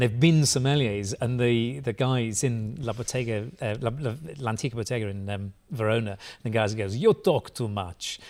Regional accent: Bradford, Yorkshire and the Humber, United Kingdom; You, you, can tell I'm Bradford born because I don't pronounce it with a D. It's with a sort of glottal T.

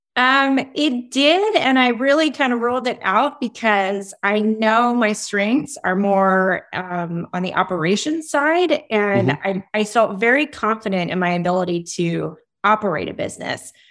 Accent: East Coast, United States; moved away as an adult; also born or lived in Washington, D.C.; now in Austin, United States; I grew up on the East Coast

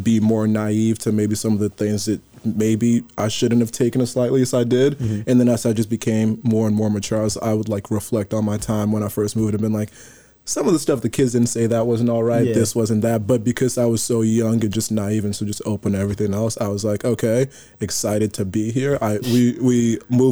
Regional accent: West Windsor, New Jersey, United States; also born or lived in Nigeria / North Carolina; I'm also from Jersey, but I live 10 minutes away from here

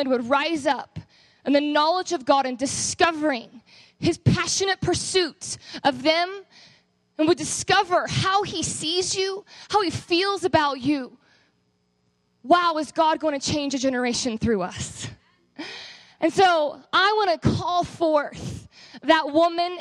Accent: Texas, United States; moved away as an adult; I am actually from Texas

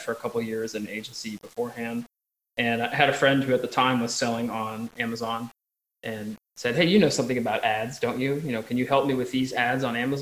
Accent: Eastern United States, United States; moved away as an adult; now in Montpellier, France; I'm from Eastern United States and live currently in Southern France, where I'm talking to you from here in sunny Montpellier

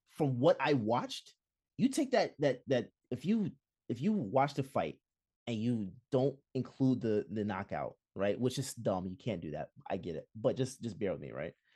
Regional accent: Jamaica; as a Jamaican

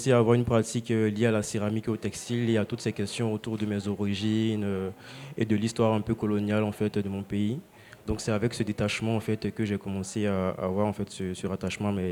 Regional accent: Côte d’Ivoire; je suis originaire de Côte d'Ivoire.

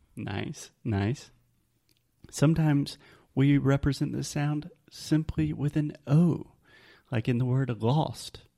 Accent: the South, United States; accent: southern; my southern accent

